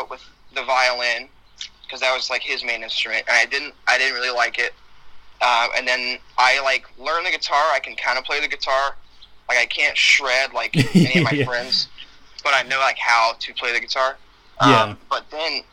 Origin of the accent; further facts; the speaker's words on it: Nashville, Tennessee, United States; I was actually born and raised in Nashville.